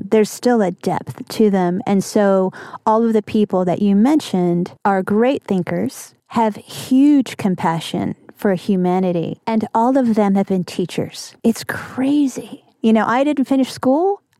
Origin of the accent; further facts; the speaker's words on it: the South, United States; I'm going to throw that in because I'm from the South.